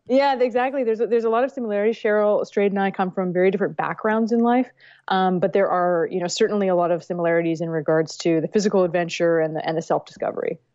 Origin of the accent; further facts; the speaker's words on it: Vancouver, British Columbia, Canada; I grew up in Vancouver, British Columbia